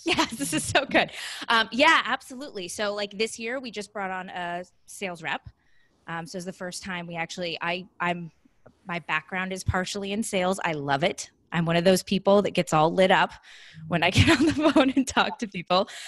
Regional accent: Southern California, United States; moved away as an adult; also born or lived in Columbus, Ohio; now in San Diego, United States; I'm originally from Southern California.

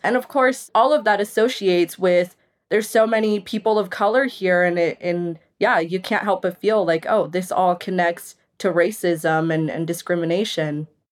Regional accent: Caldwell, Idaho, United States; I grew up in Caldwell.

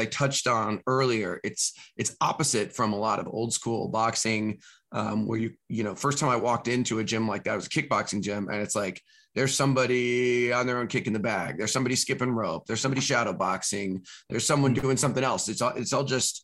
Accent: California, United States; moved away; I'm from California originally

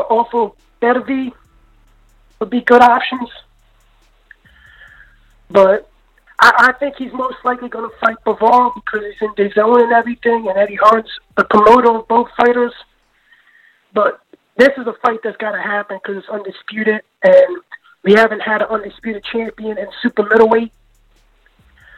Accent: Philadelphia, Pennsylvania, United States; I'm from Philly and I'm Irish

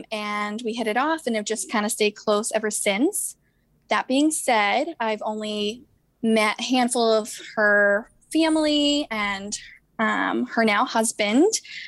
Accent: Boston, Massachusetts, United States; I'm 27 and from the Boston

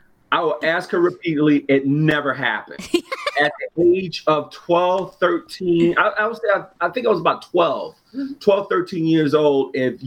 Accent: New York City, New York, United States; growing up in New York City, growing up in Harlem

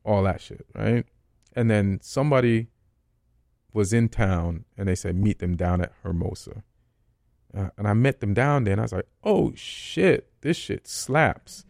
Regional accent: Saint Catherine, Jamaica; also born or lived in Spanish Town, Jamaica / Old Harbour, Jamaica / New York, United States; now in Los Angeles, United States; I grew up a lot in Saint Catherine

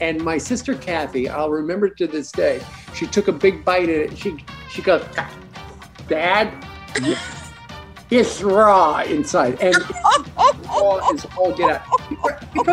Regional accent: Kansas, United States; I grew up in Kansas.

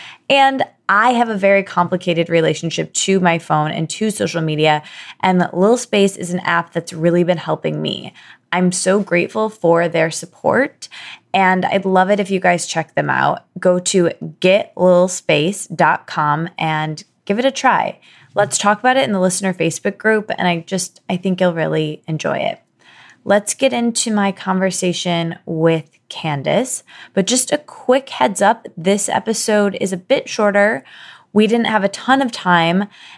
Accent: Michigan, United States; I don't know if it's because we're both from Michigan

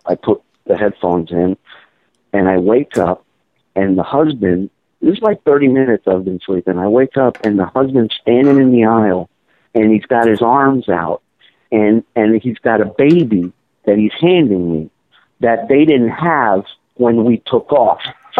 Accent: Israel; born there; even though I was born in Israel, I've just never gotten along with Orthodox Jews for some reason.

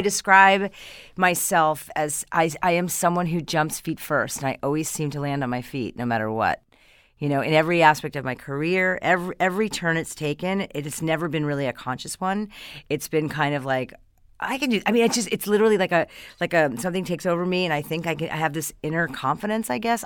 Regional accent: Hastings-on-Hudson, New York, United States; moved away as an adult; now in California, United States; I come from just outside of New York City, Westchester County. I'm from Hastings on Hudson

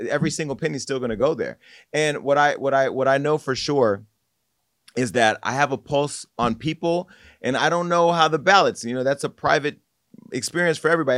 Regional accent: Stockton, California, United States; moved away as an adult; I love my hometown. I love Stockton to the point to where I have moved back

